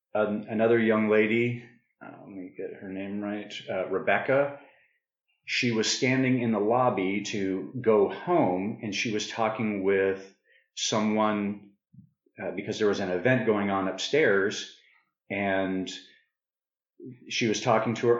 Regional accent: Prescott, Arizona, United States; moved away; I grew up in Prescott, Arizona

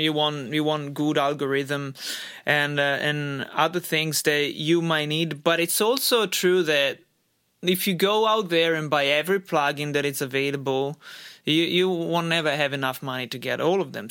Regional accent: Italy; moved away as an adult; also born or lived in Australia; now in United States; in my home country, in Italy, and I lived in Australia, and, and since I moved to Australia and then United States

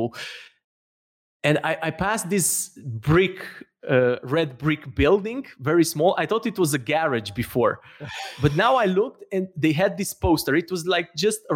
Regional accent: Romania; moved away as an adult; I'm from Romania

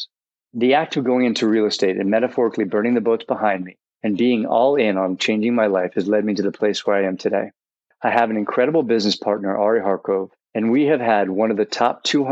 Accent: New York City, New York, United States; I grew up in Manhattan

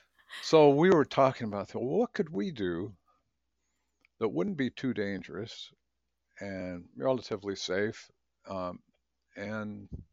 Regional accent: Seattle, Washington, United States; You know, I am a true Northwesterner. I was born in Seattle in 53. Can you imagine?

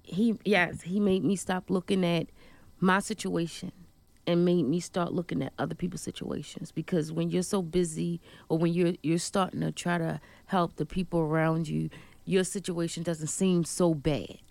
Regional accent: Baltimore, Maryland, United States; I was born in Baltimore, Maryland

